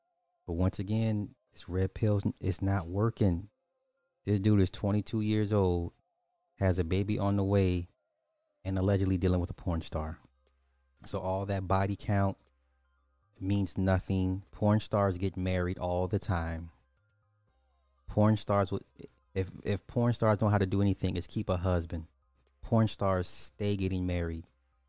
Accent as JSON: {"language": "English", "town": "Ocala", "region": "Florida", "country": "United States", "said": "I'm from Ocala, Florida."}